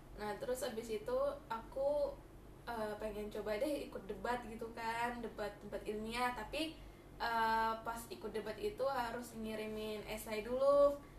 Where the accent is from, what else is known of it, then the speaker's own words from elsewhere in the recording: Batam, Riau Islands, Indonesia; moved away; pas SD SMP SM, eh SD SMP aku kan dari Batam dan aku tinggal itu di pulau